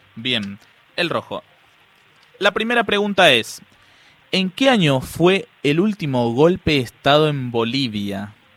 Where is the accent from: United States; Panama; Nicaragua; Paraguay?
Paraguay; yo soy paraguayo